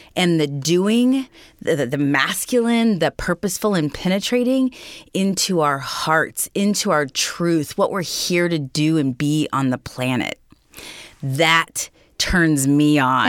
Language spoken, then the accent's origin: English; Raytown, Missouri, United States; I come from Raytown, Missouri. So just a suburb of Kansas City